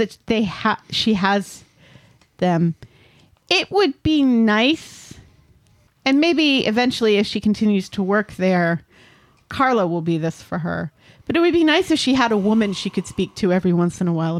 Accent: Connecticut, United States; There used to be a greyhound racing track near where I lived growing up in Connecticut.

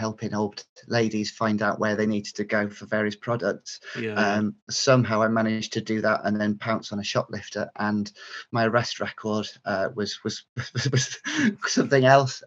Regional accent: North Yorkshire / Cleveland, Teesside borders, Yorkshire and the Humber, United Kingdom; moved away as an adult; also born or lived in Stafford; now in Midlands, United Kingdom; I grew up in North Yorkshire, and Cleveland, Teesside, North Yorkshire borders, and then came to university in the Midlands at Stafford, and I've settled into the Midlands ever since

